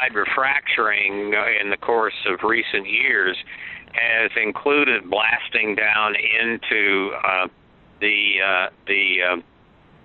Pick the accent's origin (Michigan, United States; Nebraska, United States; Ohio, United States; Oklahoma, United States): Oklahoma, United States; I grew up in Oklahoma, and I was born there